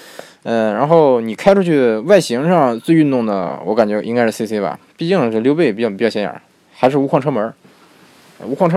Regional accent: Beijing, China; 其实我是个北京人，对。听口音你也听，你也能听出来我是个地道的北京人，对不对？北京人，对。

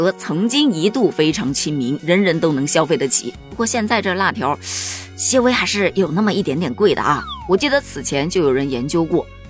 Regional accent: Northeast China, China; 身为一个土生土长的东北人，我证明东北根本就没这玩意儿。我也证明啊，我在东北生活了这么多年，我都没见过这道菜呀。

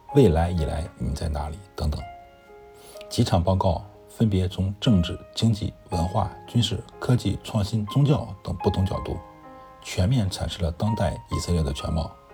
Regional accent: China; 我们中国人应该更加珍惜这种来之不易的祥和生活

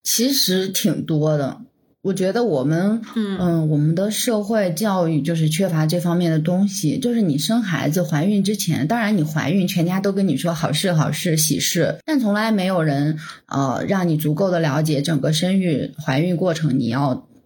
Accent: northern China, China; 我是从小生活在北方

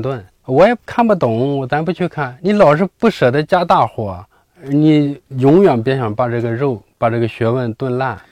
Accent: China; 所以我们中国人的血血液里就流着呃小米的和大米的血浆。

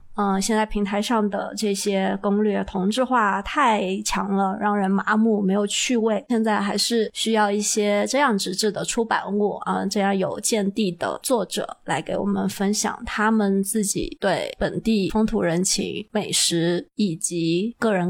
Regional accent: Yunnan, China; 我们云南人

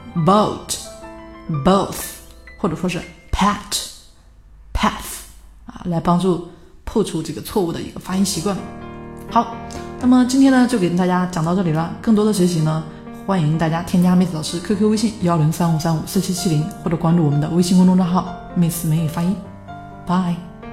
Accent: China; 我们中国人

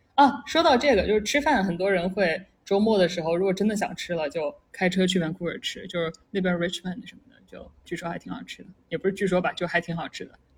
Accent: Jiangsu-Zhejiang-Shanghai area, China; moved away as an adult; also born or lived in Pittsburgh, United States / Silicon Valley, United States; now in Seattle, United States; 我一个从那个江浙沪过来的小孩儿

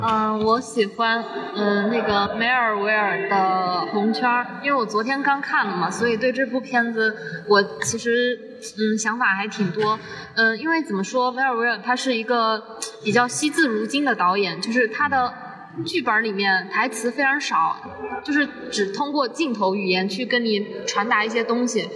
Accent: Zhejiang, China; 我来自浙江

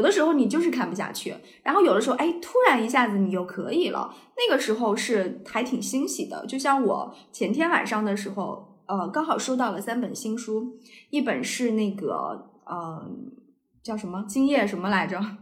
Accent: Anhui, China; now in Beijing, China; 因为我们都是安徽人

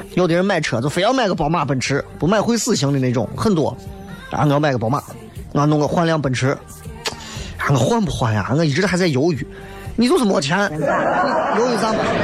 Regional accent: Xi'an, Shaanxi, China; 咱毕竟是新安人

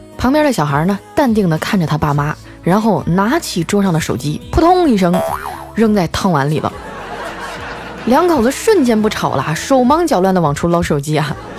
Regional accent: Northeast China, China; moved away as an adult; now in southern China; 自从我来到了南方工作哈，我就觉得东三省范围内都是老乡儿

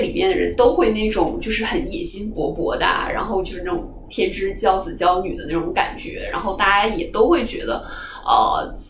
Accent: northern China, China; moved away as an adult; now in Hong Kong; 因为首先作为北方人，我会讲粤语嘛

